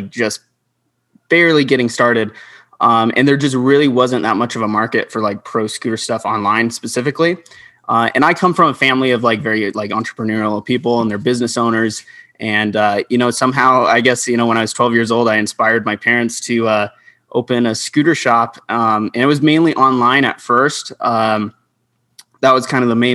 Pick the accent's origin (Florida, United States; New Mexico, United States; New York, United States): New Mexico, United States; Albuquerque; I'm from Albuquerque, New Mexico